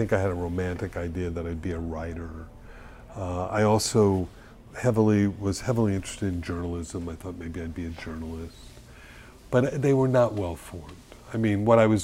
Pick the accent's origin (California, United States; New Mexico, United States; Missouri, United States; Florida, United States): Florida, United States; Miami Beach; also born or lived in Colorado; my growing up on Miami Beach